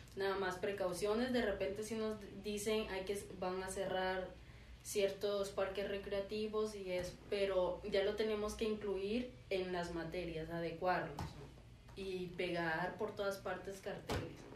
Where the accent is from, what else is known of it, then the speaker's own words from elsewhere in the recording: Tabasco, Mexico; now in Monterrey, Mexico; yo que soy de Tabasco